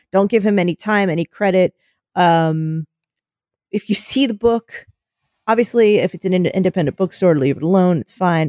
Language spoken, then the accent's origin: English; United States; our being American